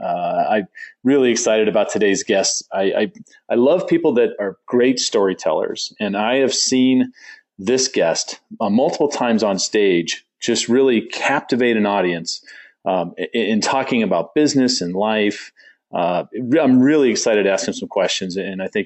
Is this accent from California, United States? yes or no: yes; Southern California, United States; I grew up in Southern California.